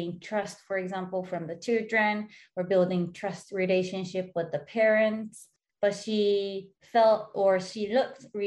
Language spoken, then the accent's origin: English; Yokohama, Kanagawa, Japan; I was born and raised in Yokohama in Japan as the youngest of four siblings